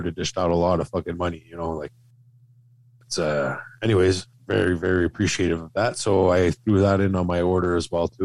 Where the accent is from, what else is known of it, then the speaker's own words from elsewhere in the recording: Canada; being Canadian, we kind of interacted easily through the groups here in Canada